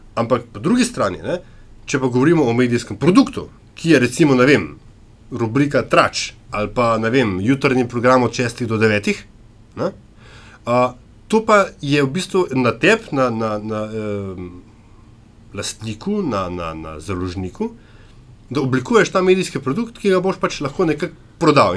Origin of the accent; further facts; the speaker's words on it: Slovenia; Slovenci smo